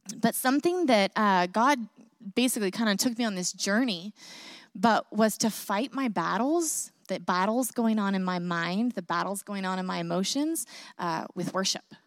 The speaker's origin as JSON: {"language": "English", "region": "Northern California", "country": "United States", "tie": "born or raised there", "also_born_or_lived": "Vancouver, Washington", "moved": "as an adult", "said": "I grew up in Northern California"}